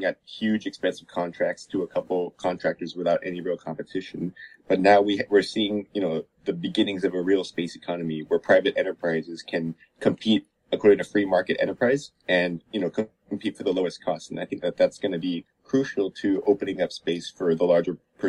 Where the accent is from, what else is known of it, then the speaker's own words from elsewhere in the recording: San Antonio, Texas, United States; moved away; also born or lived in Austin, Texas / New York; I'm from San Antonio, Texas